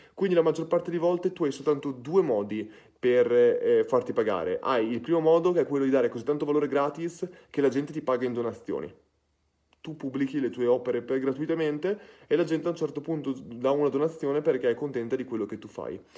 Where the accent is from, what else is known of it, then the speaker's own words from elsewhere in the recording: Ferrara, Emilia-Romagna, Italy; sono di Ferrara